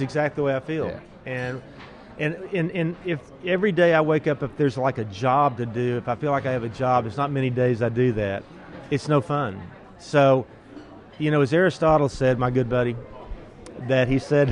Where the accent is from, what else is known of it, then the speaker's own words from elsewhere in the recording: Austin, Texas, United States; I'm from Austin